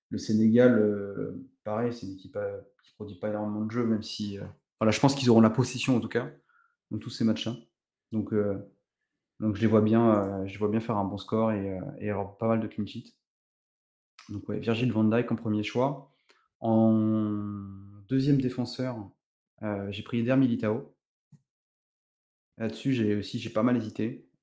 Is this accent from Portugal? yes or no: yes; Portugal; parce que je suis originaire euh, du Portugal, donc j'avais un petit côté, un petit côté patrie.